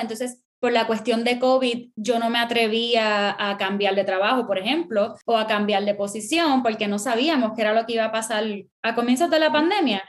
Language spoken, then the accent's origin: Spanish; Puerto Rico; first language Spanish; now in United States; yo crecí, me crié en Puerto Rico, soy mi, mi, primer idioma es español